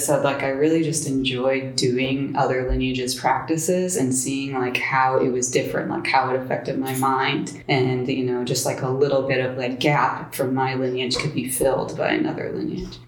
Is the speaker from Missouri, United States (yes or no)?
yes; St. Louis, Missouri, United States; rivers merge in my hometown of St. Louis, Missouri